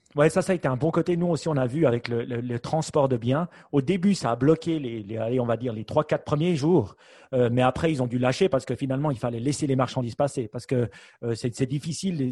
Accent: Switzerland; chez nous en Suisse

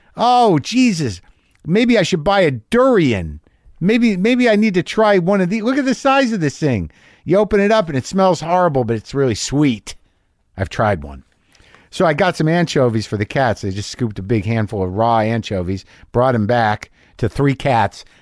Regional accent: New Mexico, United States; I grew up in New Mexico.

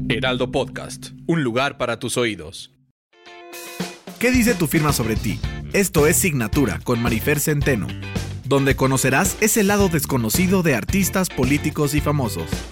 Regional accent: Mexico City, Mexico; also born or lived in United States; Yo nací en Iztapalapa, en el Cerro del Peñón, ahí por, por la cabeza de Juárez

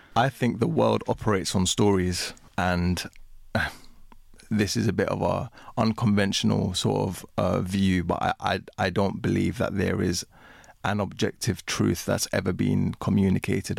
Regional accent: United Kingdom; I grew up in Britain. Um, I consider myself to be British. I am a migrant

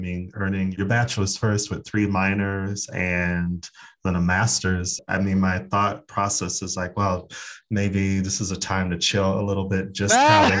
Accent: Phoenix, Arizona, United States; I'm from Phoenix, Arizona.

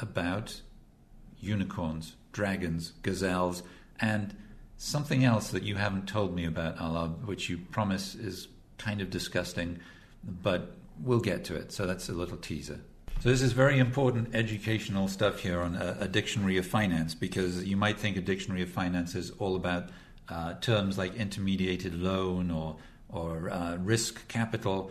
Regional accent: Wales, United Kingdom; I'm from Wales

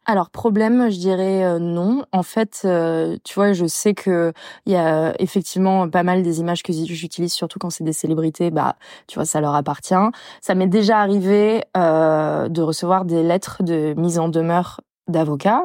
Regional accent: Bordeaux, Nouvelle-Aquitaine, France; je suis bordelaise

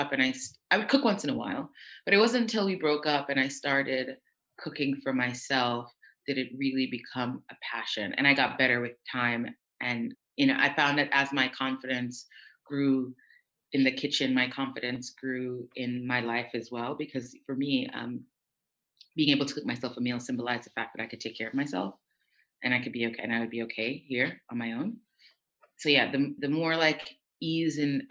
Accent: New York City, New York, United States; also born or lived in Jamaica; now in Paris, France; I'm from the States, but I was born in Jamaica. My family's Jamaican. I moved to the States when I was 4 years old, to New York City when I was 4 years old.

